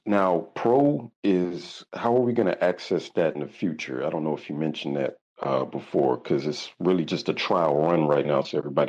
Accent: the Carolinas, United States; accent: Southern drawl; I guess Southern drawl is what we call it around here. I'm from the Carolinas originally.

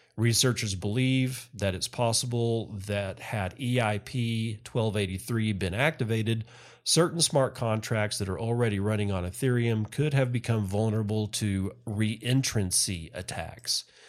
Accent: United States; as an American citizen

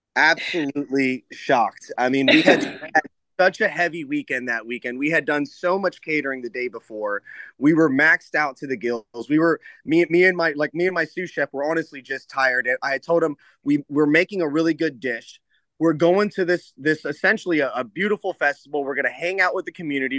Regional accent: Tampa, Florida, United States; I'm born and raised in Tampa

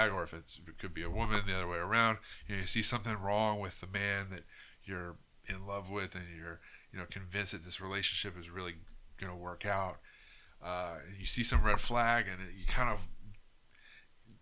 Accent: United States; as an American

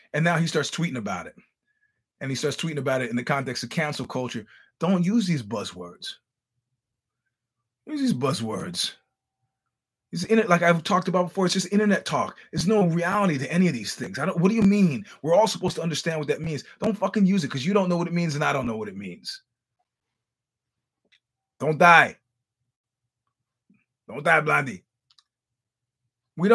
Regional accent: United States; I'm just an American trying to get through a conversation.

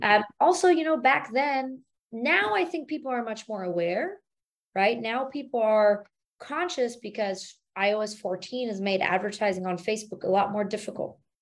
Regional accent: Germany; moved away as an adult; now in United States; born and raised in Germany

